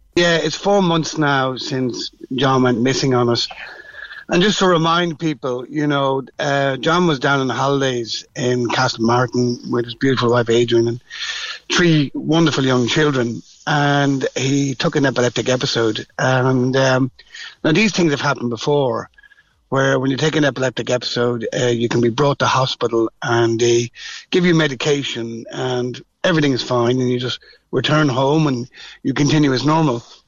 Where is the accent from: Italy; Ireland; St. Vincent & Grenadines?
Ireland; Dublin, Leinster; I'm from Dublin